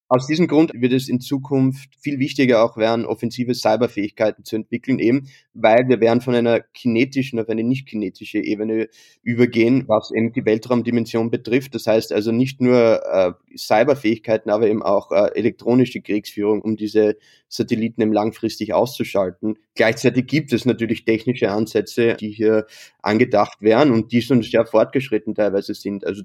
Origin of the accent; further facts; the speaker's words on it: Austria; als Österreicher, als Gelernter natürlich